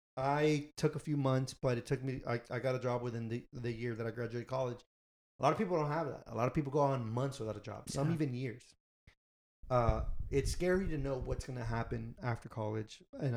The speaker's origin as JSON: {"language": "English", "town": "Houston", "region": "Texas", "country": "United States", "said": "me back home in Houston."}